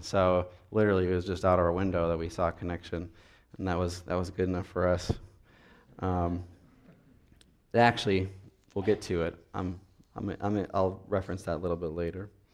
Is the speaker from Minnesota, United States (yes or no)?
yes; Minnesota, United States; I'm from Minnesota